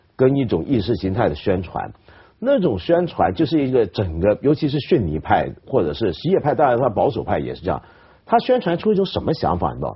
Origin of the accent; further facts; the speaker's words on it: China; 我们中国人